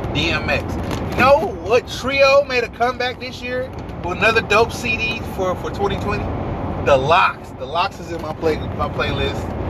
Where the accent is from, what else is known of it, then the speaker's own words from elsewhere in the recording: New York, United States; I'm from New York